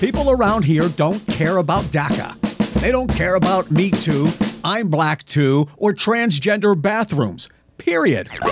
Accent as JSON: {"language": "English", "area": "Beaver County", "region": "Pennsylvania", "country": "United States", "tie": "born or raised there", "said": "I grew up, I was born, raised in Beaver County."}